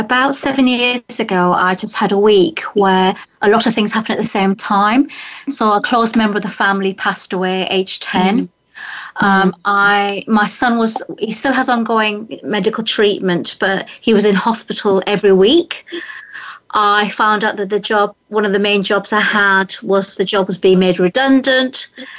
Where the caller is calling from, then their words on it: Hartfield, South East England, United Kingdom; I'm in the UK, so I'm 1 hour from London. I'm actually in a very famous village, which is the birthplace of Winnie the Pooh. Village called Hartfield.